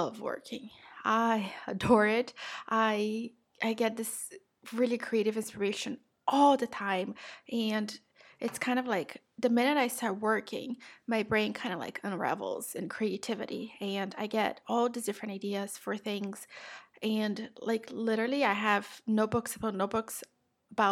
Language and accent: English; Brazil; moved away; I'm South American, I'm Brazilian.